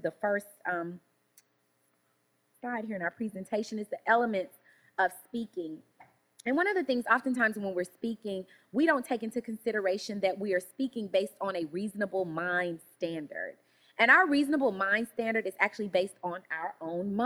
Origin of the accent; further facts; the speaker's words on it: Shreveport, Louisiana, United States; I'm from Louisiana, Shreveport, Louisiana, country girl